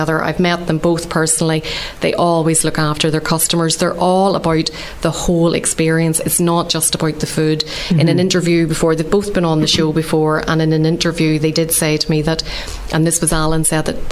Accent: Ballymena, Northern Ireland, United Kingdom; moved away as an adult; also born or lived in Belfast; I'm from Ballymena in County Antrim, but I would have studied in Belfast.

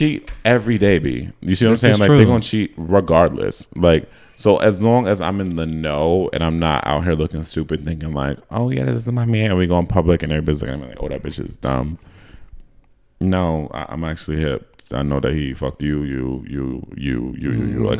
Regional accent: United States; I was from America

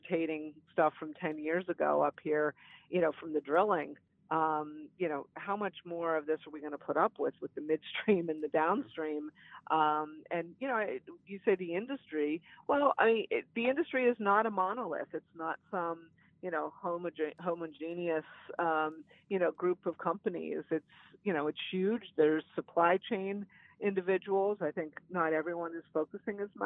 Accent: Beaver County, Western Pennsylvania, United States; where I grew up in Beaver County in Western PA

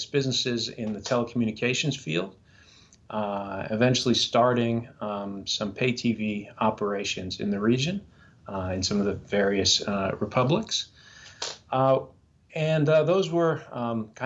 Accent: New York City, New York, United States; moved away as an adult; I'm originally from New York City. That's where I was sort of born and raised

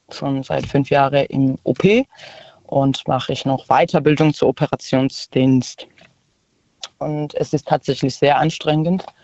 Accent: Georgia; now in Karlsruhe, Germany; Ich komme aus Georgien eigentlich und wohne in Karlsruhe.

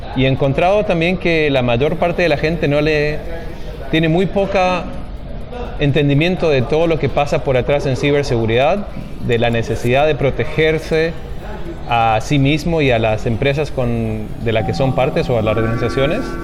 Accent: Mendoza, Argentina; moved away as an adult; also born or lived in Maryland, United States; now in Seattle, United States; Originalmente yo soy de Mendoza, Argentina. Em, terminé la primaria y la secundaria allí

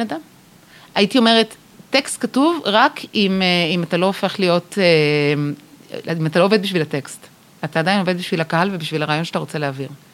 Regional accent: Israel; אנחנו בתור ישראלים

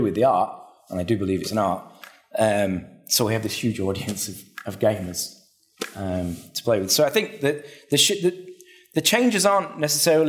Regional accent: Manchester, North West England, United Kingdom; moved away as an adult; also born or lived in Sheffield; now in Australia; I'm originally from Manchester in England.

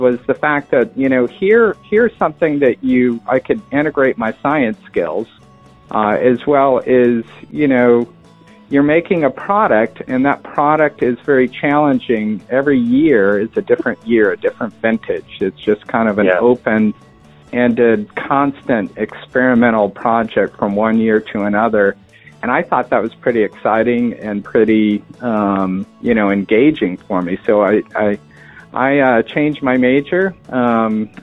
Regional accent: Stockton, California, United States; also born or lived in Midway Island / Hawaii / Newport, Rhode Island; I grew up in Stockton, California, in the middle of the Central Valley.

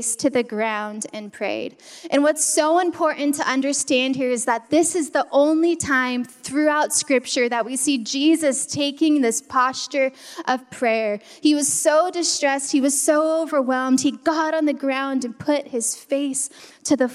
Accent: California, United States; I'm from California.

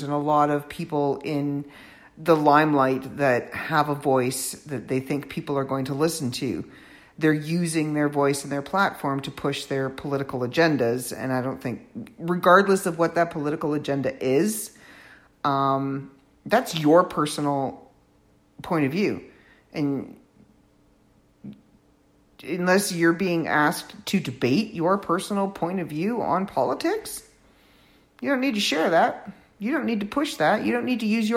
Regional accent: Canada; I am a Canadian living in my own comfortable, on this side of the border, Canadian world

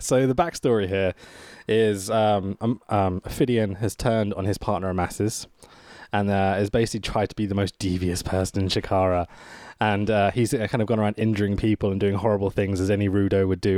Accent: United Kingdom; as a Brit here

